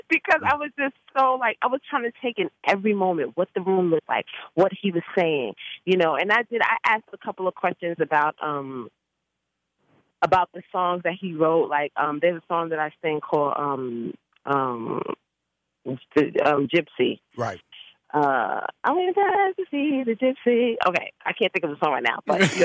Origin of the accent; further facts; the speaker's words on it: New York City, New York, United States; I grew up in the Bronx